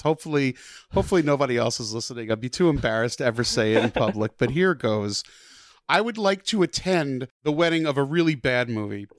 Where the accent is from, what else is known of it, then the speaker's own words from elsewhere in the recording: New Jersey, United States; I grew up in Jersey